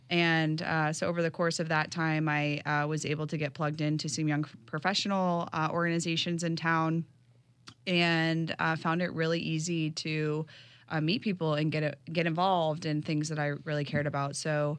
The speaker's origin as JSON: {"language": "English", "town": "Denver", "region": "Colorado", "country": "United States", "lives_now": "Jacksonville, United States", "said": "But I think what's unique about my story is I'm originally from Denver. And so I've created a home here in Jacksonville, but I'm not a Jacksonville native"}